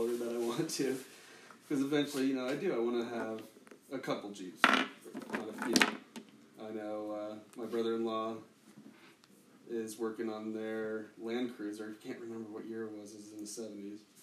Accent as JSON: {"language": "English", "town": "Boulder", "region": "Colorado", "country": "United States", "tie": "born or raised there", "said": "I love growing up in Colorado."}